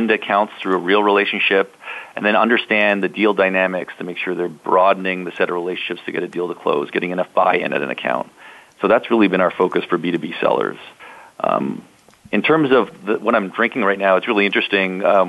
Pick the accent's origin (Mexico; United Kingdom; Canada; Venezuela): Canada; accent: Canadian; now in Toronto, Canada; I'm calling from Toronto, Canada, so soon you're going to hear my Canadian accent kick in, I'm sure, on the show.